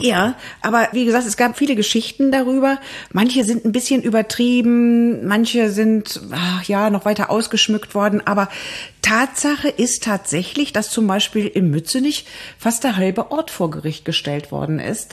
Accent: Frechen, North Rhine-Westphalia, Germany; Ich komme ja aus Frechen

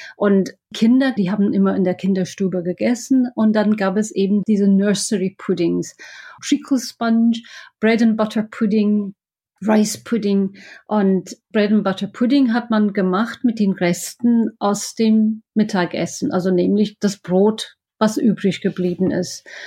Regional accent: Scotland, United Kingdom; German is a second language; moved away as an adult; now in Düsseldorf, Germany; Ich komme ja aus Schottland

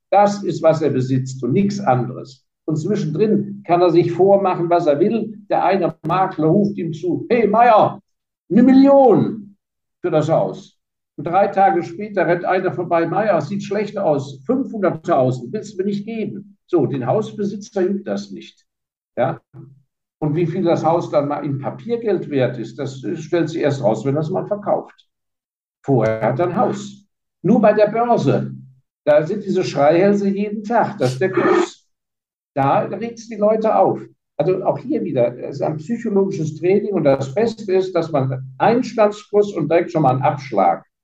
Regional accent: Heidelberg, Baden-Württemberg, Germany; born there; also born or lived in Hong Kong; ich bin nicht in Hongkong geboren, ich bin geborener Heidelberger, da bin ich auch sehr stolz drauf.

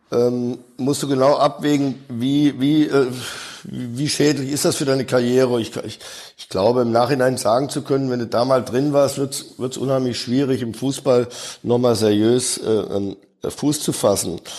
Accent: Dortmund, North Rhine-Westphalia, Germany; als ich in meine Heimatstadt zurückkomme nach dem Dschungelcamp. Ich weiß noch damals in McDonald's in Dortmund ist der ganze Verkehr zusammengebrochen

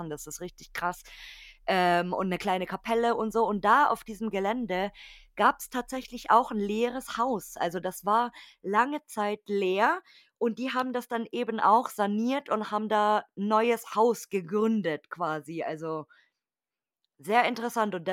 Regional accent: Munich, Bavaria, Germany; Also bei uns in München, nee, bei uns richtig. in München ist das Haar

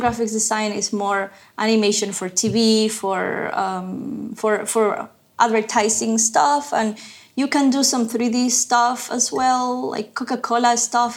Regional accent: Ecuador; moved away as an adult; also born or lived in Savannah, Georgia, United States / New York City, United States; now in Berlin, Germany; I'm from Ecuador originally. I left Ecuador in 2011. I grew up there

